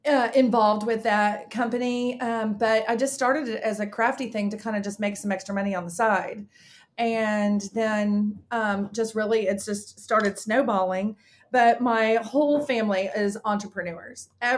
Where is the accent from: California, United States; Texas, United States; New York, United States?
Texas, United States; Dallas; I live in Dallas, Texas. I was born and raised here and live in a small community and have never left. It's about 2 or 3 square miles and right in the middle of Dallas. I grew up in the Park Cities